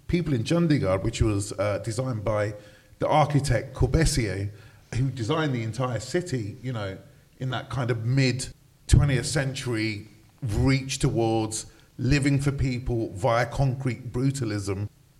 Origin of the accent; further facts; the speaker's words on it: London, United Kingdom; moved away as an adult; also born or lived in Hammersmith, London / Hampshire / Surrey; now in Birmingham, United Kingdom; being born in, back then, an ostensibly very brown area, being born in Hammersmith, growing up in Hounslow, and then around the age of seven, being taken all the way out to Hampshire and Surrey.